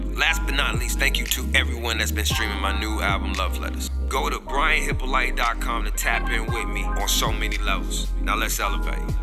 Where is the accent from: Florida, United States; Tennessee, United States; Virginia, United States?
Florida, United States; Tampa; my hometown city, Tampa, Florida